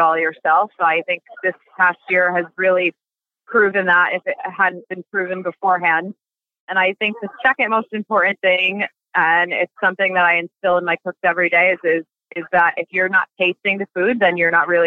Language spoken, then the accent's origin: English; Passaic, New Jersey, United States; I was born and raised in Passaic, New Jersey